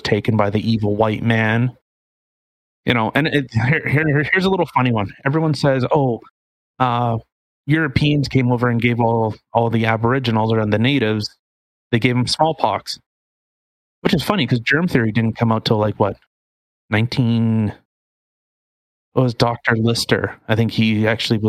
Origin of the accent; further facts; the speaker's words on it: Canada; I was born in Canada